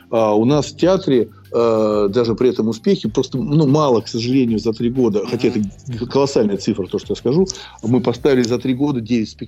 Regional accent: Moscow, Russia; Ну, понимаете, я коренной москвич, и я не могу воспринимать это одним вот, вот одна улица там.

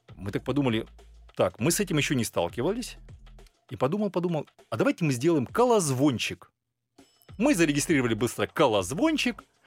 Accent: Karaganda, Karaganda Region, Kazakhstan; родился я как э, в замечательном городе Караганда

